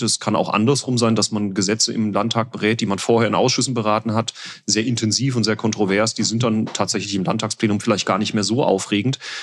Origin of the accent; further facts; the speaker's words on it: Winterbach, Rhineland-Palatinate, Germany; Wir hatten unsere eigene Kirmes in unserem Heimatort, in meiner Heimatgemeinde Winterbach.